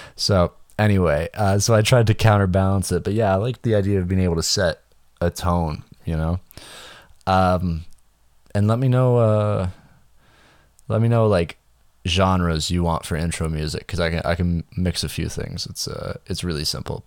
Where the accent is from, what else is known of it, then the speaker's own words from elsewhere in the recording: Canada; I'm just Canadian